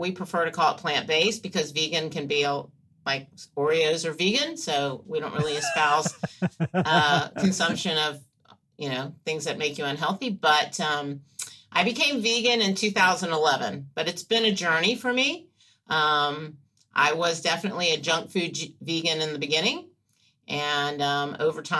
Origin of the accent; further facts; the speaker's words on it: Atlanta, Georgia, United States; I grew up here in Atlanta